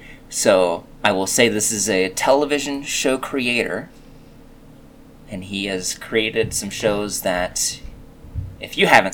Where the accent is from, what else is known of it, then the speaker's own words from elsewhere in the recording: Canada; I'm Canadian, and she's English, and those are like two combinations of nice people